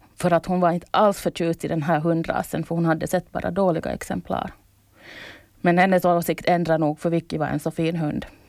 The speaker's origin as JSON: {"language": "Swedish", "town": "Kauniainen", "region": "Uusimaa", "country": "Finland", "tie": "born or raised there", "moved": "as an adult", "lives_now": "Åland, Finland", "said": "Jag föddes i Grankulla, en stad 15 kilometer utanför Helsingfors"}